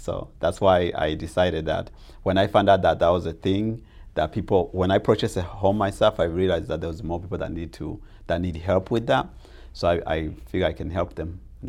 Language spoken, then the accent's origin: English; Arizona, United States; English is a second language; also born or lived in Tanzania; I came to America when I was 14, and even though I've been here for 22 years, even though I grew up in Arizona